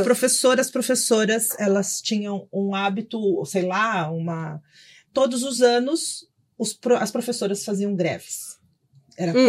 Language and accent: Portuguese; São Paulo, Brazil; Eu sou, nasci em Itaquera